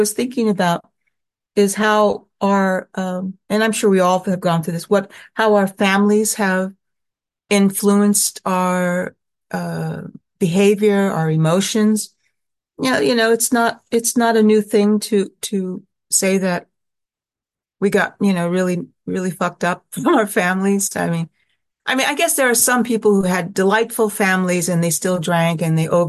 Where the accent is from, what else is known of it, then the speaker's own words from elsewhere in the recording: Sacramento, California, United States; moved away as an adult; also born or lived in Oakland, California / Manhattan, New York; I grew up in Sacramento, California